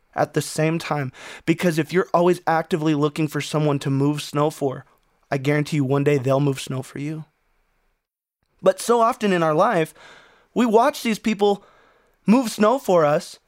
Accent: Wyoming, United States; also born or lived in Arizona / Phoenix, Arizona; now in Colorado, United States; I grew up in Wyoming

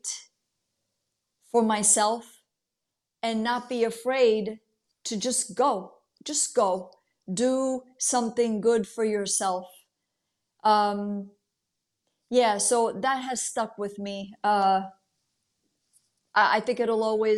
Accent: United States; also born or lived in Italy; I'm an Italian American. I was born here, but my parents were born and raised in Italy

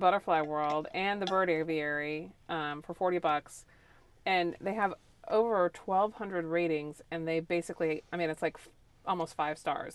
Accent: Florida, United States; So I am from Florida. I'm a native Floridian, sixth generation native Floridian.

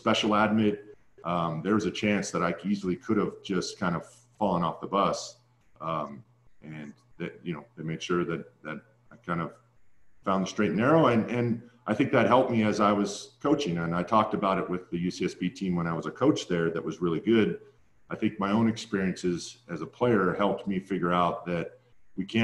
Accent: Santa Barbara, California, United States; It was my hometown

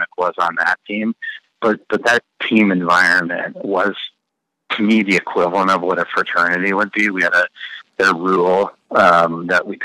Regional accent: Carmel, Indiana, United States; Growing up in Carmel

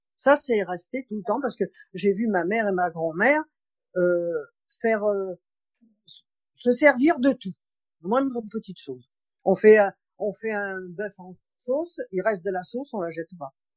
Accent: Marseille, Provence-Alpes-Côte d'Azur, France; moved away as an adult; also born or lived in Paris region; now in Seine-et-Marne, France; Je suis née à Marseille, je suis restée à Marseille jusqu'à 18 ans

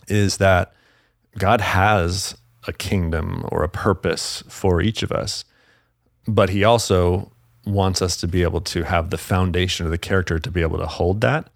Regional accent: Salt Lake City, Utah, United States; also born or lived in Los Angeles; now in Tennessee, United States; I grew up in Salt Lake City, Utah

